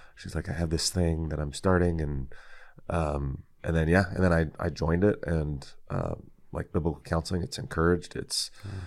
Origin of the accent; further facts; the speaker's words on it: Tracy, California, United States; also born or lived in San Francisco, California / Fremont, California; now in Glendora, United States; I'm from Northern California, okay. and there's a you know, people will say it's not really the Bay, uh, Tracy